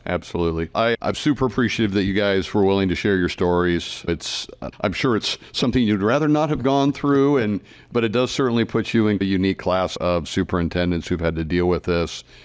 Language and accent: English; Midwest, United States; I'm a Midwesterner by heart and have lived there my whole life